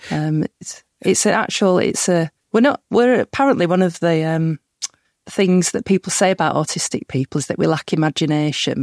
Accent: Huddersfield, Yorkshire and the Humber, United Kingdom; growing up in Huddersfield, which is really near Halifax

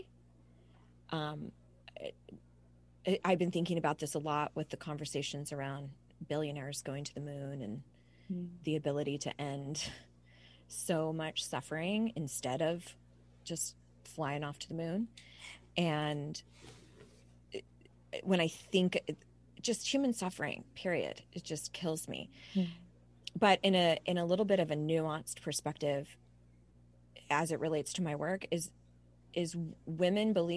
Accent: Southern California, United States; now in Charlotte, United States; I was born and raised in Southern California, but I now live in Charlotte, North

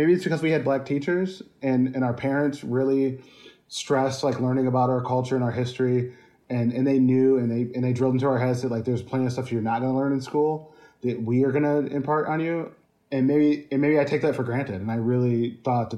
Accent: Albion, Michigan, United States; moved away; where we're from is unique

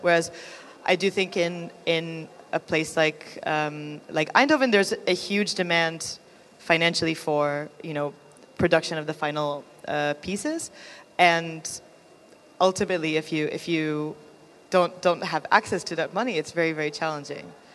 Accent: United States; moved away; I'm from America

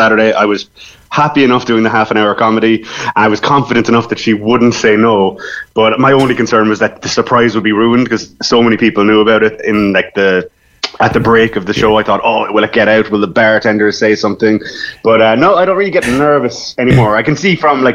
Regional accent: Cork, Munster, Ireland; I'm from Cork, but I've been up and down to Dublin.

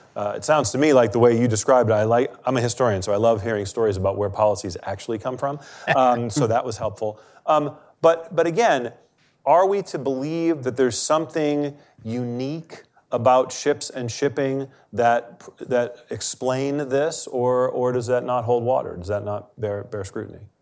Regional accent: Maine, United States; I'm from Maine

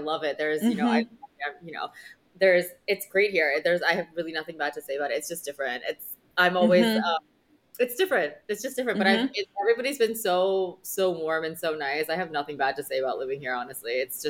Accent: Maryland, United States; moved away as an adult; also born or lived in Connecticut / Sydney, Australia / New York City; I was born in Connecticut, and then we moved to Maryland when I was, I think, 5, and I had my entire childhood in Maryland. I went through all of my schooling in Maryland, elementary school, middle school, high school, college.

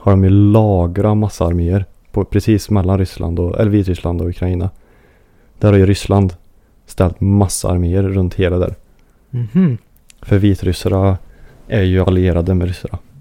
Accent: Sweden; som svensk då

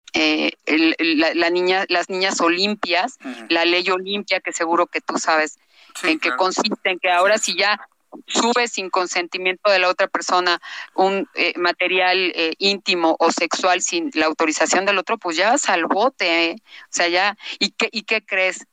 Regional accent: Mexico City, Mexico; yo soy de Coyoacán

